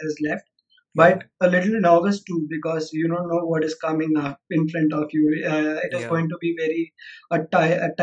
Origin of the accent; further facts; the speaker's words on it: Mumbai, Maharashtra, India; I was born and brought up in Mumbai